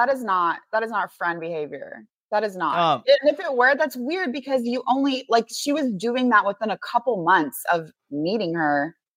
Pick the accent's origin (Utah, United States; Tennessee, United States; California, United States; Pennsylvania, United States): Tennessee, United States; accent: Southern; And I'm from Tennessee, and I have a Southern accent, and I have friends who have more dramatic Southern accents.